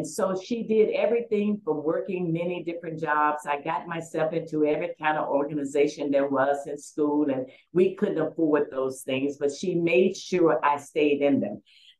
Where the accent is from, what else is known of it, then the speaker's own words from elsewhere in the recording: Memphis, Tennessee, United States; I was raised in Memphis, Tennessee, and I was raised by two wonderful parents, and my mother was a Mississippi sharecropper's daughter. My father was a factory worker. We lived in the projects